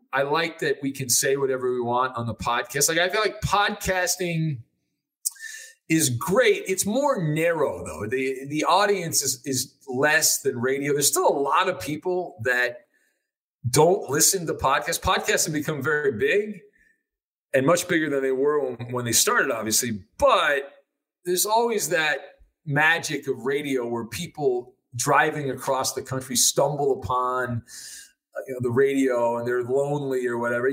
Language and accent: English; United States; accent: Yankee; My weird Yankee accent